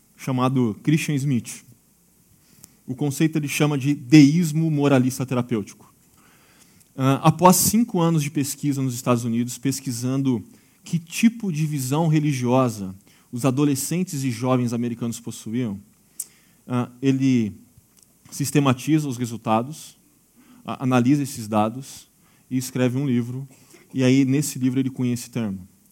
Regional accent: Brazil; nós somos brasileiros e fé não é o problema

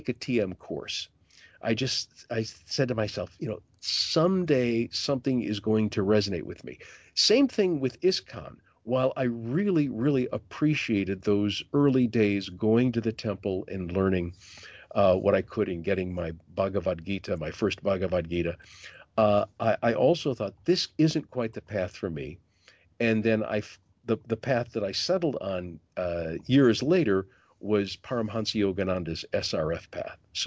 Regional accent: Detroit, Michigan, United States; also born or lived in Grand Rapids; growing up in Detroit, as I did before I moved to Grand Rapids

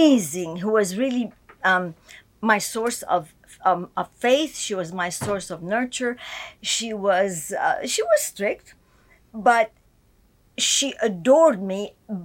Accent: Egypt; born there; Okay. I was born in Egypt to a Christian family.

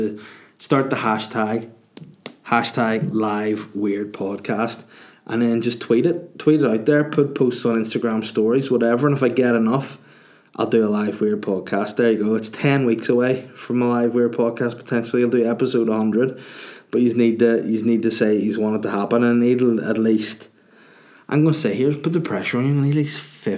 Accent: Northern Ireland, United Kingdom; as a Northern Irish person, or if you want to be controversial, we're Irish, we live in the north of Ireland

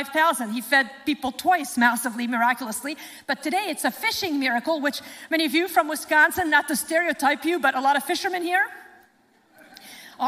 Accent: Lebanon; moved away; my home country, Lebanon

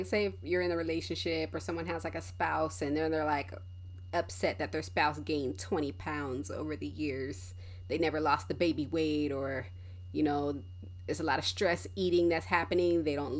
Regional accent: Colorado, United States; because I grew up in Colorado for a little bit, and whenever it would snow, be a blizzard outside during track season

